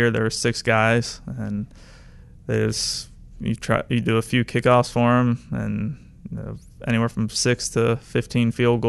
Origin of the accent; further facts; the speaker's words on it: St. Augustine, Florida, United States; I'm from St. Augustine, Florida, which is near Jacksonville. I grew up a Jaguars fan